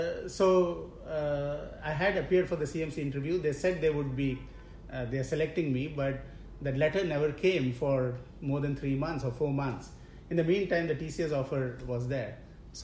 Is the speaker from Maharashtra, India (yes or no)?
yes; Mumbai, Maharashtra, India; I was born and brought up in Mumbai